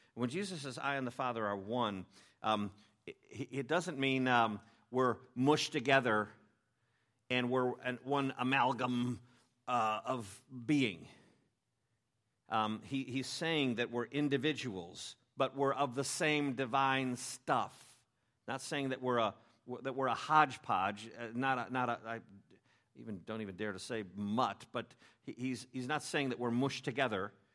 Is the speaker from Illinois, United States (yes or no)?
yes; Chicago, Illinois, United States; I'm from Chicago, and, uh, people in Chicago hate fake things